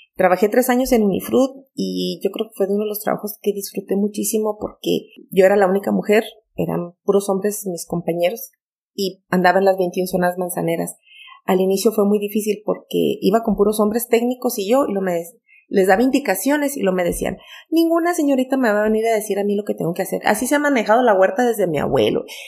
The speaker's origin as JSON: {"language": "Spanish", "area": "Majalca", "region": "Chihuahua", "country": "Mexico", "tie": "born or raised there", "said": "mi infancia en Majalca"}